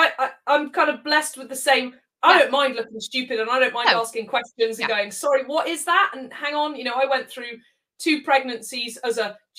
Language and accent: English; Zimbabwe; born there; And I was born in Zimbabwe. I've been back to Africa.